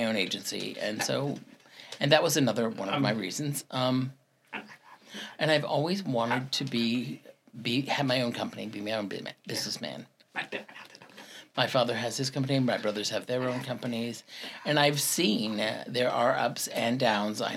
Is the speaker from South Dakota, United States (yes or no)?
no; Salt Lake City, Utah, United States; moved away as an adult; also born or lived in New York / Jacksonville, Florida / Ocala, Florida; now in Iowa, United States; I grew up in Salt Lake City, Utah